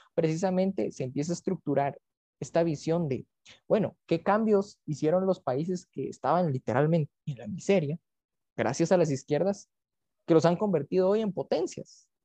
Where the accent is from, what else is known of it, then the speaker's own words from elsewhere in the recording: Guatemala; como guatemalteco